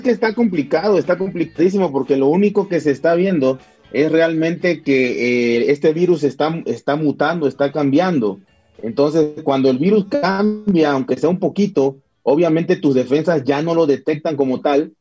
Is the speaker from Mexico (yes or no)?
yes; Tabasco, Mexico; estaba a, hora y cuarto de donde, de donde yo nací